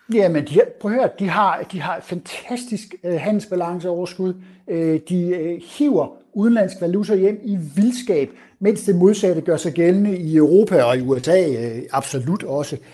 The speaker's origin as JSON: {"language": "Danish", "area": "south of Aarhus", "region": "Central Denmark Region", "country": "Denmark", "accent": "Jutlandic", "moved": "yes", "lives_now": "Copenhagen, Denmark", "said": "min accent forhåbentlig afslører, så, øh, så har jeg jo en jysk oprindelse, der er syd for Aarhus"}